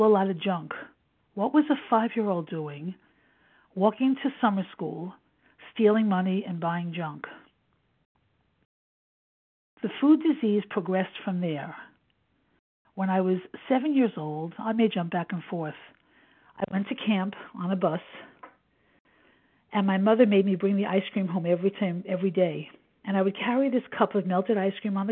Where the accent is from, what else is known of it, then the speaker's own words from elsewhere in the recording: New York City, New York, United States; I was born in 1952 in Brooklyn, New York, to young parents who lived with their parents